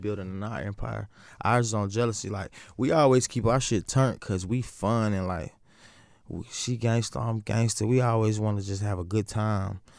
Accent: the South, United States; I'm also from the South

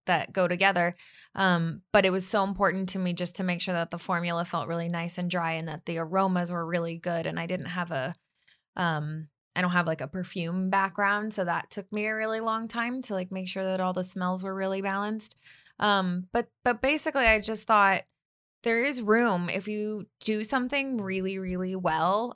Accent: Bay Area, California, United States; now in Los Angeles, United States; I grew up in the Bay Area

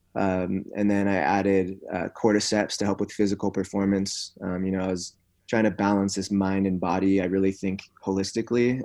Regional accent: Santa Cruz, California, United States; I grew up in a town in California called Santa Cruz

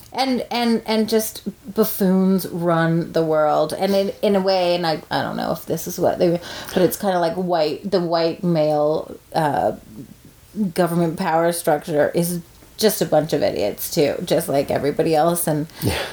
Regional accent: Corner Brook, Newfoundland and Labrador, Canada; I'm from Cornerbrook, not St. John's

